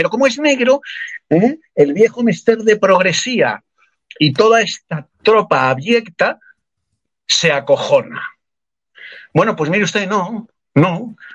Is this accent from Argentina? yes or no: no; Spain; Yo soy español como ella